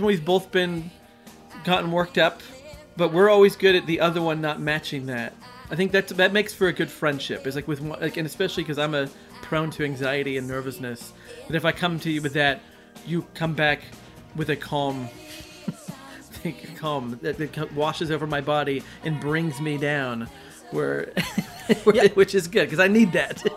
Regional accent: United States; I'm an American

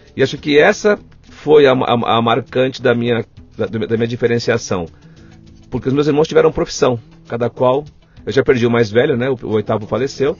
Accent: Guarulhos, São Paulo, Brazil; Eu nasci aqui pertinho, no Hospital do Servidor Público Estadual

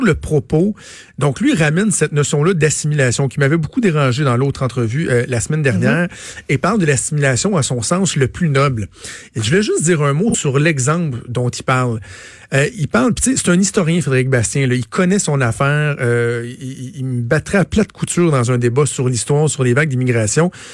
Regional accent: Quebec, Canada

